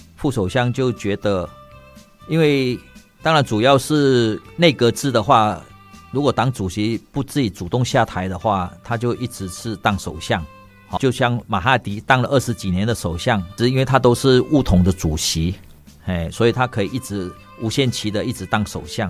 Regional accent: Malaysia; now in Taiwan; 马来西亚华人不是土著，哦，虽然我们在那边土生土长

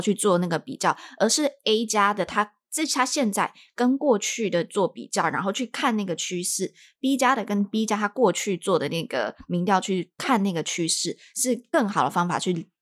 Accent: Taiwan; moved away as an adult; now in United States; 从小在这个环环境长大嘛，的一个，台湾人这些因素，让我到了美国之后

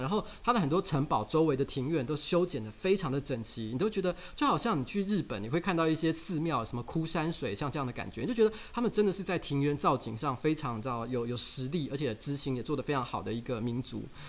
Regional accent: Taiwan; 我们讲台语

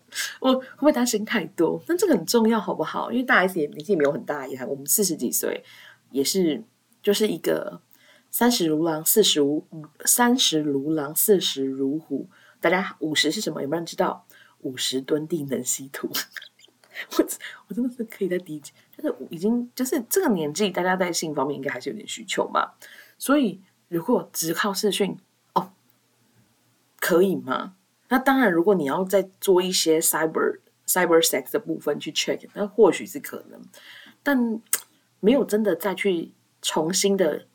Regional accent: Taiwan; 我们台湾人

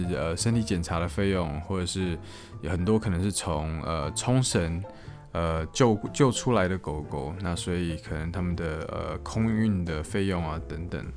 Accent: Taiwan; now in Japan; 目前是没有打算离开日本的这个计划。但是如果今天就算回国回台湾的话

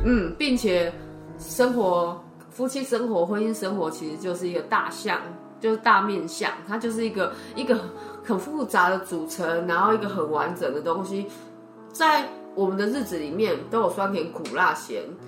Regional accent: Taipei, Taiwan; 我是台北人

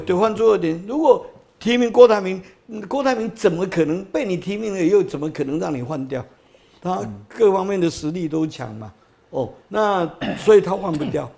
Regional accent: Taipei, Taiwan; also born or lived in Datong District, Taipei; 我在大同区出生嘛，啊，我在中山区成长，所以中山区是，诶，你讲我的分本，期本命地啦

